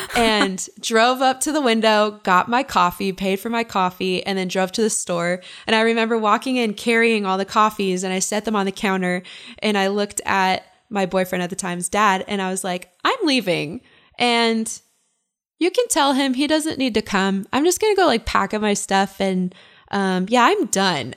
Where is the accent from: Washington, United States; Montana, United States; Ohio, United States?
Montana, United States; Kalispell; also born or lived in Ogden, Utah; I grew up in Kalispell, Montana